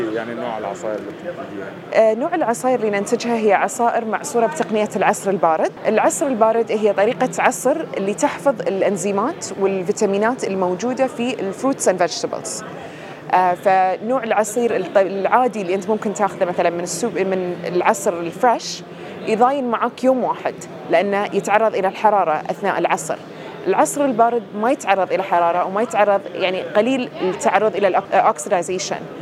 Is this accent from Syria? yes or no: no; Bahrain; من البحرين